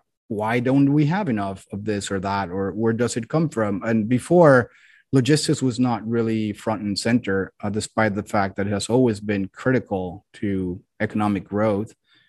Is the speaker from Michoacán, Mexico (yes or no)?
no; Mexico City, Mexico; Well, I'm originally from Mexico City.